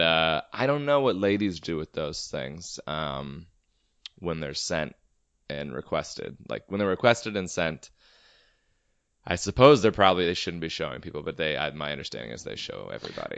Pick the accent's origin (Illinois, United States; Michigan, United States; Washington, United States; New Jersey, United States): Washington, United States; Everett; Everett, my hometown